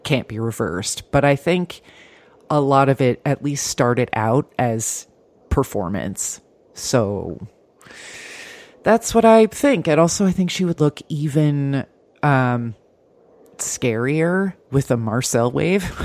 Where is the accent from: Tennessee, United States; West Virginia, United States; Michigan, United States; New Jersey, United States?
New Jersey, United States; now in Bay Ridge, Brooklyn, United States; I'm too Jersey